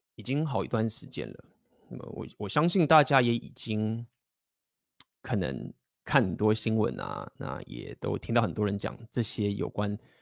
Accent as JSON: {"language": "Chinese", "country": "Taiwan", "said": "我们台湾人已经很紧张"}